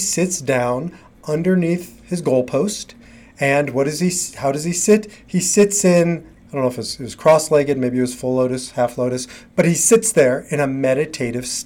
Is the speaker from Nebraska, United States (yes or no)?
yes; Nebraska, United States; moved away; I grew up in Nebraska